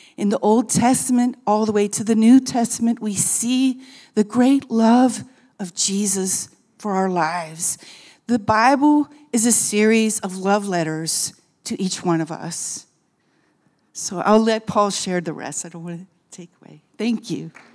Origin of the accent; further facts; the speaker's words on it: Akron, Ohio, United States; moved away as an adult; also born or lived in Amsterdam; now in Brazil; I'm originally from Akron, Ohio, but I've lived overseas many years